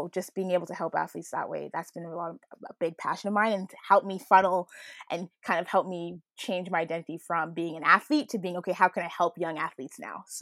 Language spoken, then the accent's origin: English; Jamaica; so culturally, being Jamaican, uh, there's a big culture of around sport